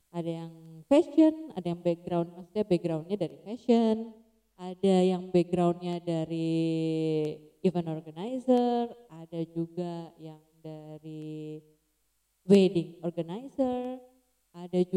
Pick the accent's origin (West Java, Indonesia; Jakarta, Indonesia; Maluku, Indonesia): Jakarta, Indonesia; now in Yogyakarta, Indonesia; Nah kan aku tuh eh, lahir di Jakarta, lama tinggal di Jakarta. Habis itu move out tuh Jogja.